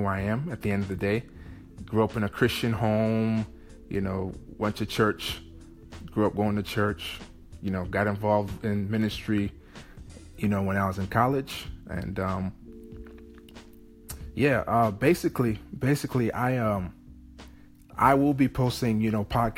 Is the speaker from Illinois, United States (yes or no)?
yes; Chicago, Illinois, United States; moved away as an adult; now in London, United Kingdom; I'm from Chicago, Illinois